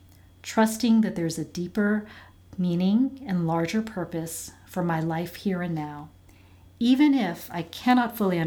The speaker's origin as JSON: {"language": "English", "town": "Virginia Beach", "region": "Virginia", "country": "United States", "tie": "born or raised there", "also_born_or_lived": "Hawaii", "moved": "as an adult", "lives_now": "Bridgewater, United States", "said": "I was born in Hawaii and grew up in Virginia Beach"}